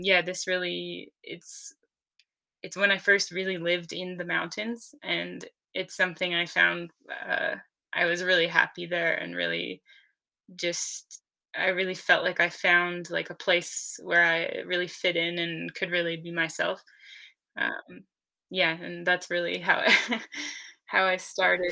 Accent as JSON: {"language": "English", "region": "Maine", "country": "United States", "tie": "born or raised there", "also_born_or_lived": "Maritime Alps, France", "moved": "as an adult", "lives_now": "France", "said": "I'm from Maine in the US"}